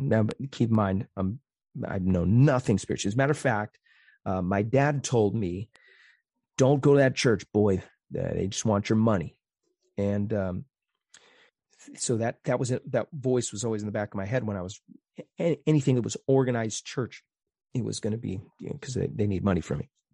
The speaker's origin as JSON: {"language": "English", "town": "Phoenix", "region": "Arizona", "country": "United States", "tie": "born or raised there", "moved": "yes", "said": "I grew up in North Phoenix"}